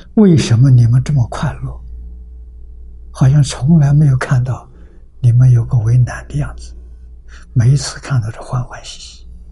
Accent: China; moved away; also born or lived in California, United States; 我们中国人

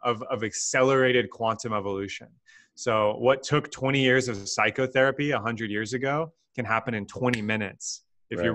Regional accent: Texas, United States; I was born and raised in Texas

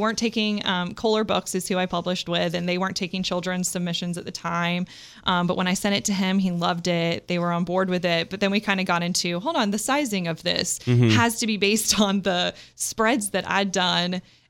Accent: Oxford, South East England, United Kingdom; born there; also born or lived in Scotland / Kansas; now in United States; I was born in Oxford, England. My whole family's from there. I'm still a UK citizen, as a matter of fact.

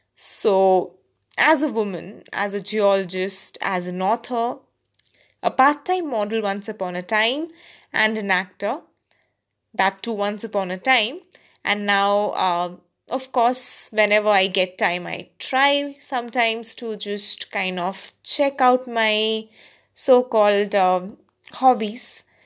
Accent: India; also born or lived in Kolkata, India; I'm an Indian

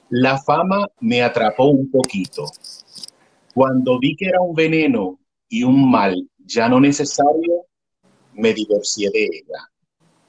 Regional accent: Puerto Rico; como puertorriqueño, ahora te hablo como puertorriqueño

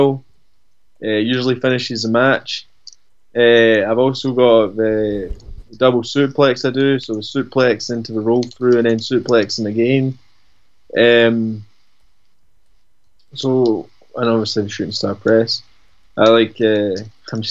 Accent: Dunfermline, Scotland, United Kingdom; I grew up in Dunfermline

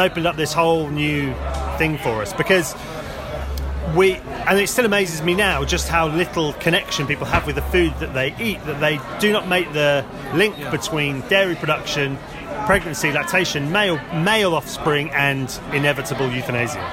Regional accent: Axminster, South West England, United Kingdom; moved away as an adult; also born or lived in London; I grew up in Devon. Me and my partner moved back to where I grew up

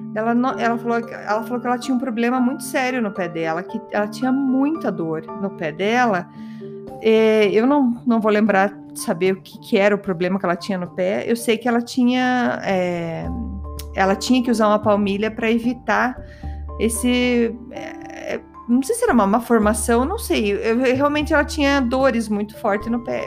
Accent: Curitiba, Paraná, Brazil; accent: curitibano; meu sotaque curitibano

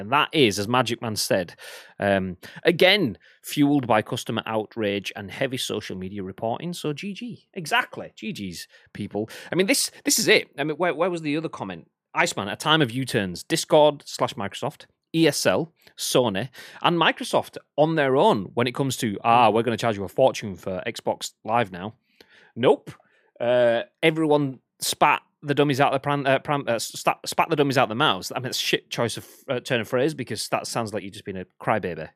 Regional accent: England, United Kingdom; I'm English

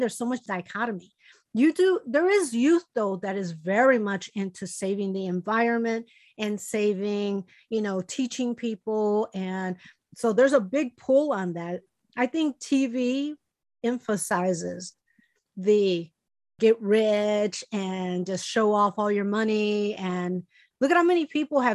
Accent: Chicago, Illinois, United States; moved away; Chicago, and you know, my hometown

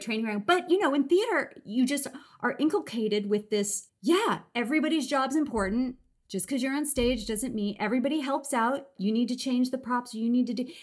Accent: Los Angeles, California, United States; I grew up in Los Angeles

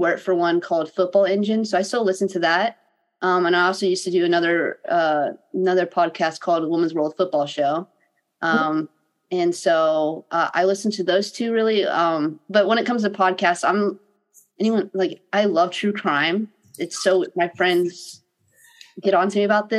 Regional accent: South Florida, United States; moved away; the area I grew up in Florida

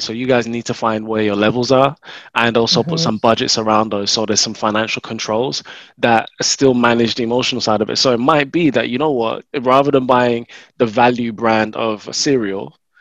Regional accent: London, United Kingdom; I'm from North London

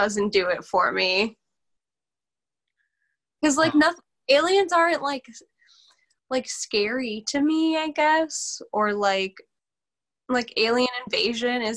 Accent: Racine, Wisconsin, United States; also born or lived in Milwaukee / South Milwaukee; I am from Racine, Wisconsin. I was born in Milwaukee. I was raised in Racine. And then I came to South Milwaukee for high school.

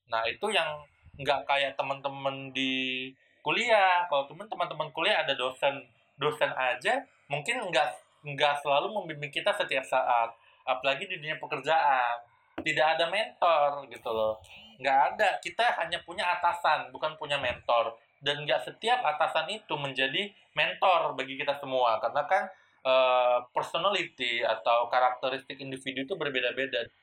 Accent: Medan, North Sumatra, Indonesia; Saya kan orang Medan, kuliah di UI, tapi pertama kali kerja itu di daerah Semarang yang itu mayoritasnya itu uh, orang Jawa semua gitu.

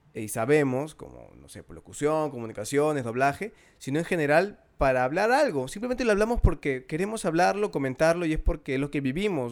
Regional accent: Peru

